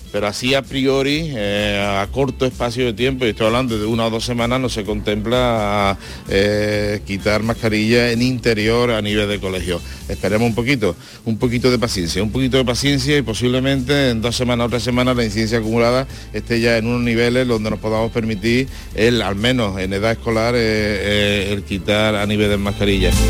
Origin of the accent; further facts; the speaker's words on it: Andalusia, Spain; no me interesa ninguna eh, cosa que sea ajena a mi tierra. Y por tanto, todo lo demás no me importa. Lo que me importa es trabajar por Andalucía y por los andaluces